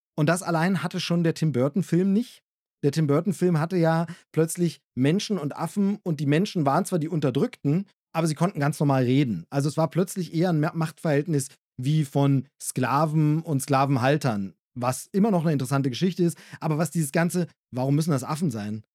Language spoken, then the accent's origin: German; Germany; als Deutscher